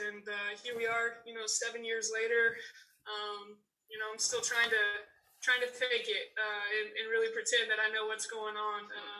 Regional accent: Indianapolis, Indiana, United States; also born or lived in Ukraine; if it wasn't in Indianapolis, I probably don't go for the job, but it's my hometown. I had been away for a while.

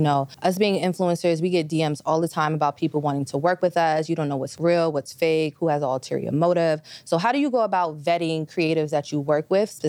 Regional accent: New York, United States; growing up in New York, in any urban area

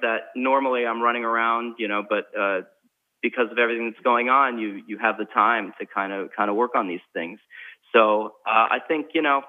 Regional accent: New York, United States; I'm a New Yorker

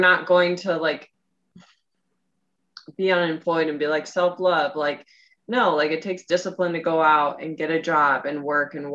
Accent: Midwest, United States; I'm from the Midwest.

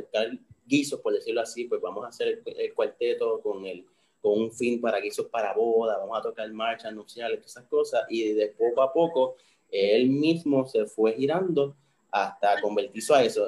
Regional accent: Puerto Rico; somos puertorriqueños, somos latinos, somos caribeños

